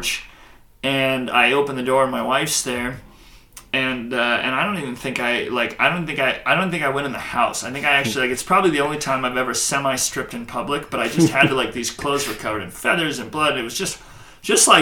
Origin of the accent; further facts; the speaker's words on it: Billings, Montana, United States; also born or lived in Baker, Montana; I grew up in Billings